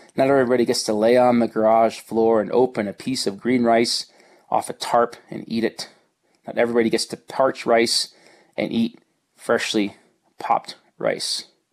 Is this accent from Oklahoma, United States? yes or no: no; New Jersey, United States; now in Colorado, United States; I grew up in New Jersey in the 70s and in the 80s